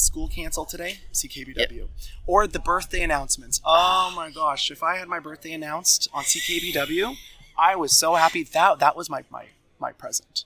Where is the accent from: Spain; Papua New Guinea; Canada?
Canada; Bridgewater, Nova Scotia; moved away as an adult; now in Toronto, Canada; I was born and raised in Bridgewater, Nova Scotia, and my childhood was spent exploring and doing everything South Shore related